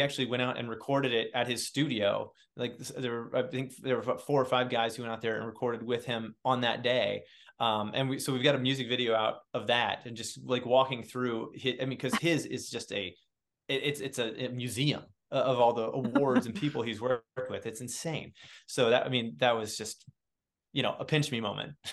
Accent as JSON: {"language": "English", "region": "Indiana", "country": "United States", "tie": "born or raised there", "also_born_or_lived": "New York City", "moved": "as an adult", "lives_now": "Cincinnati, United States", "said": "I grew up born and raised in Indiana, and I live in Cincinnati"}